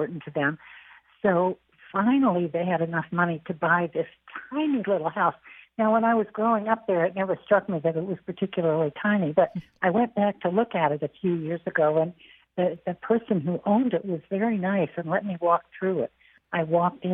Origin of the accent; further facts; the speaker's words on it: Chehalis, Washington, United States; moved away; also born or lived in Germany; I loved my life growing up in Chehalis